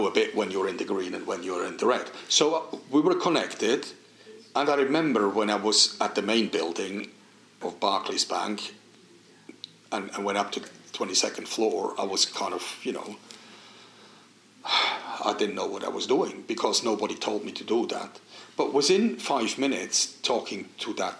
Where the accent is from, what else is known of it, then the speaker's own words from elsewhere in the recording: Switzerland; English is a second language; moved away as an adult; We grew up on Swiss rivers, Swiss Alps